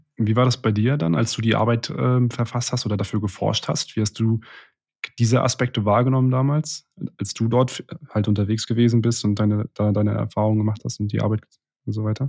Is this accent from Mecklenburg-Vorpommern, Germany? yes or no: yes; Rostock, Mecklenburg-Vorpommern, Germany; moved away; ich bin grad bei einem, äh, sehr, äh, engen Freund von mir in, in Rostock aus meiner Heimatstadt